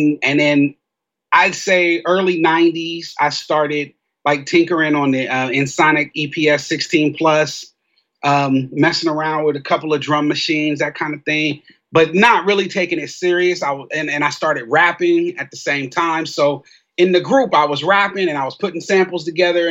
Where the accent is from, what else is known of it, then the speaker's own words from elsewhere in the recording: Columbus, Ohio, United States; It was a good place to grow up.